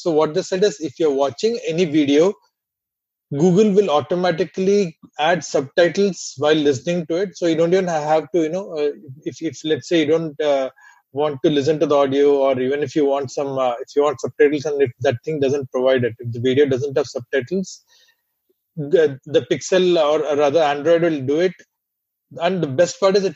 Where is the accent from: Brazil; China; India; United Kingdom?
India; accent: Indian; my Indian accent